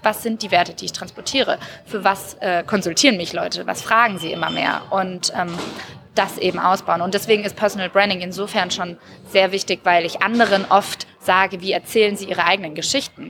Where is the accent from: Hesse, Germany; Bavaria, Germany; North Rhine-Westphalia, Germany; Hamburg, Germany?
Bavaria, Germany; Würzburg; born or raised there; now in Berlin, Germany